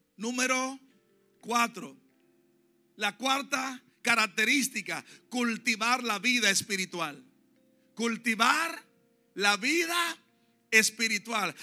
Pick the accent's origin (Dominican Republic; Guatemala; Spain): Dominican Republic; moved away; en mi país, que soy dominicano